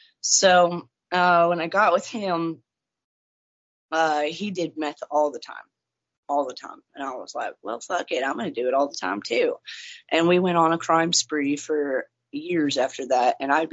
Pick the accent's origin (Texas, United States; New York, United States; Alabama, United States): Texas, United States; also born or lived in Kentucky / Nebraska / Missouri / Iowa; No, I was born and raised in Texas mostly.